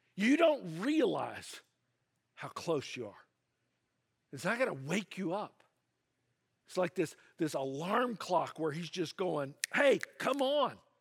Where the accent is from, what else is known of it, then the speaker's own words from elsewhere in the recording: the South, United States; now in California, United States; I grew up in the South, and, uh, that part of the United States, there's a name for it. They call it the Bible Belt